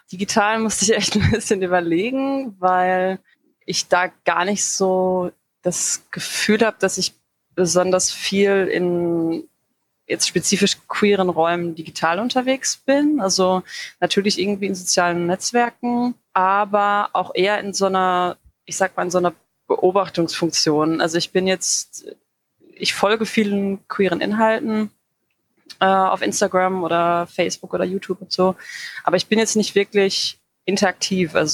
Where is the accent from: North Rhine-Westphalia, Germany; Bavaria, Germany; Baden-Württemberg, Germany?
North Rhine-Westphalia, Germany; Dortmund; now in Bochum, Germany; ich komme eigentlich aus Dortmund, aber ich wohne jetzt seit mehreren Jahren in Bochum.